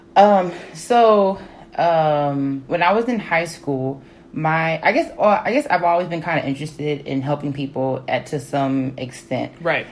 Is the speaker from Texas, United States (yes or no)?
yes; Dallas, Texas, United States; I grew up in Dallas, Texas